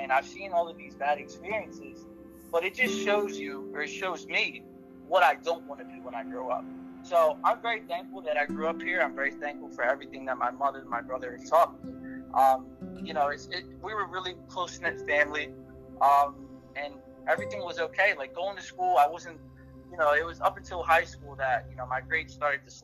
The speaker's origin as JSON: {"language": "English", "town": "Camden", "region": "New Jersey", "country": "United States", "tie": "born or raised there", "also_born_or_lived": "Connecticut", "said": "So I was actually born in Connecticut, and I moved to Camden, New Jersey when I was about 6 months old"}